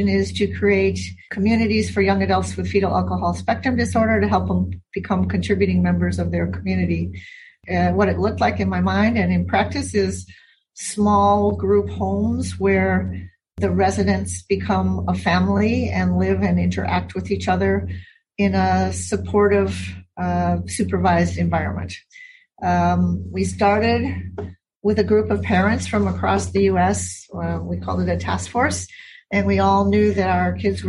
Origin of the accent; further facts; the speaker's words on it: Milwaukee, Wisconsin, United States; moved away as an adult; now in Hawaii, United States; I happened to have been born and raised in Wisconsin.